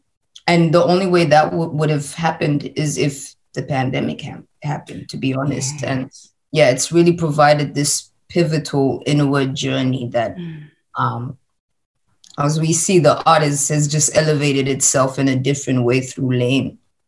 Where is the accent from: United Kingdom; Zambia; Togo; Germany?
Zambia; So and saying I'm from Zambia, not because it's actual fact, it's also just reminding people that such stuff happens from the continent, from my country.